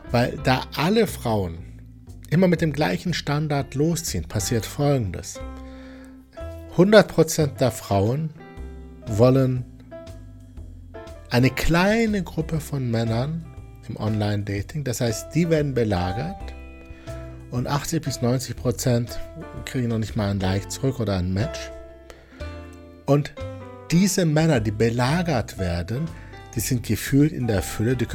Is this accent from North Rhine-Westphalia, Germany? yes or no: yes; Wuppertal, North Rhine-Westphalia, Germany; born there; ich bin ja gebürtiger Wuppertaler, er sollte Schwebebahnfahrer sein.